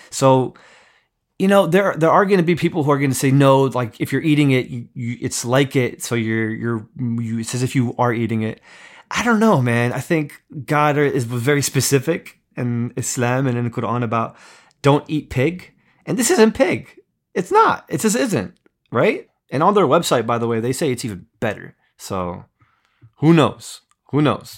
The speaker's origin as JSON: {"language": "English", "region": "East Coast", "country": "United States", "tie": "born or raised there", "said": "I grew up in America, grew up in the East Coast"}